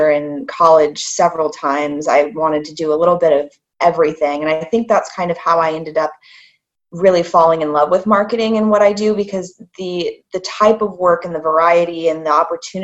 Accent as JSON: {"language": "English", "region": "Indiana", "country": "United States", "tie": "born or raised there", "also_born_or_lived": "Charlotte, North Carolina", "moved": "as an adult", "lives_now": "Scotland, United Kingdom", "said": "I grew up in Indiana and studied business there at the Kelly School of Business"}